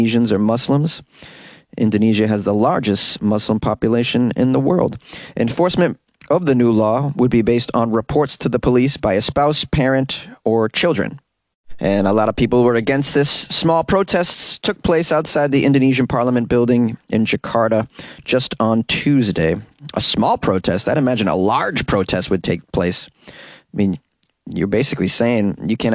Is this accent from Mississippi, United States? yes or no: no; Boston, Massachusetts, United States; accent: Boston; my Boston accent slipped out